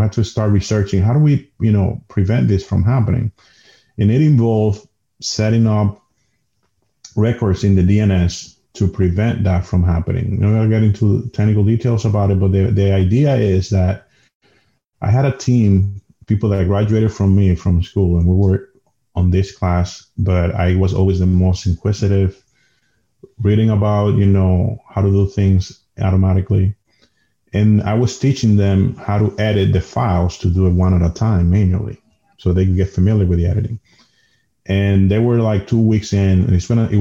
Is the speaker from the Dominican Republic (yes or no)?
yes; Dominican Republic; first language Spanish; English is a second language; moved away as an adult; now in United States; I come from Dominican Republic. I'm Latino.